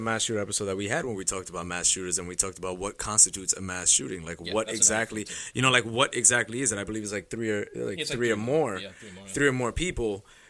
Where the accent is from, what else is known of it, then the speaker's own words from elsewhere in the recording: United States; we're American, right?